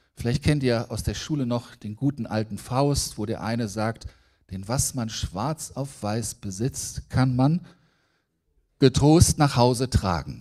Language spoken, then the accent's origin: German; Braunschweig, Lower Saxony, Germany; ich komme aus Braunschweig, ich bin ein Niedersachse